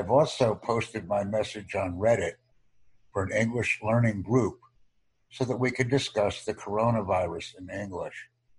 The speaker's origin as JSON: {"language": "English", "town": "New York City", "region": "New York", "country": "United States", "said": "I'm from the New York City area."}